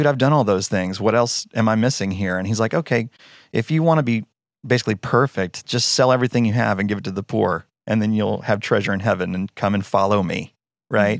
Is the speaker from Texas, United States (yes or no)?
yes; Denton, Texas, United States; moved away as an adult; now in Annapolis, United States; I'm, I'm from Denton, Texas. Moved us from Denton, Texas to Annapolis, Maryland